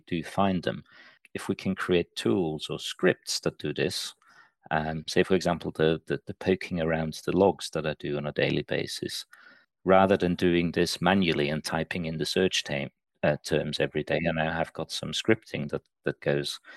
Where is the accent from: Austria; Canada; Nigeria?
Austria; moved away as an adult; also born or lived in Liverpool / Manchester; now in United Kingdom; I'm originally from Austria. I came over here to study and stayed